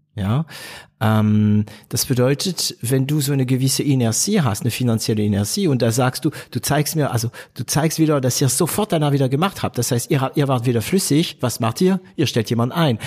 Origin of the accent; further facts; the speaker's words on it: Stuttgart / Heilbronn, Swabia, Baden-Württemberg, Germany; also born or lived in France; ich bin stolzer Schwabe, stolzer, ja, Stuttgarter, Heilbronner